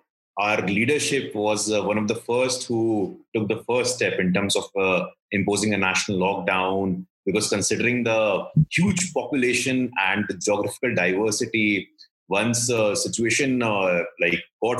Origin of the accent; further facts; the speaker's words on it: Bihar, India; Since I come from Bihar